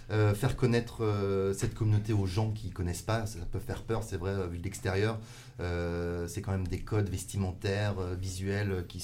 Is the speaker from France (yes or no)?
yes; Lyon, Auvergne-Rhône-Alpes, France; Je suis lyonnais aussi.